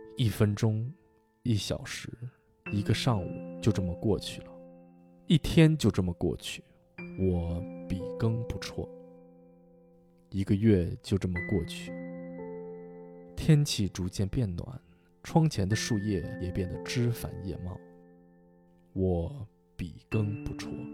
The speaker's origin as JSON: {"language": "Chinese", "region": "Shaanxi", "country": "China", "tie": "born or raised there", "moved": "yes", "lives_now": "Boston, United States", "said": "我记着我小时候在陕西，有个同学叫李楠"}